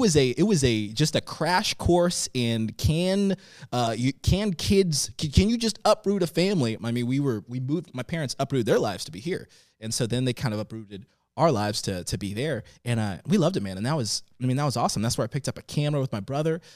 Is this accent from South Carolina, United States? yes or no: yes; Florence, South Carolina, United States; also born or lived in Tanzania; I went to school in Florence, South Carolina